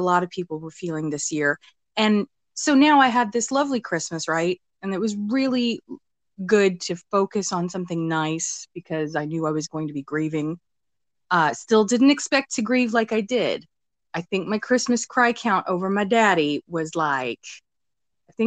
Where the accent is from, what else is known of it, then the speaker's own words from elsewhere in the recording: United States; being American